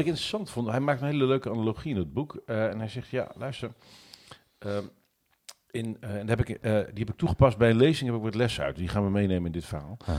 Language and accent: Dutch; Netherlands; ik ben Nederlander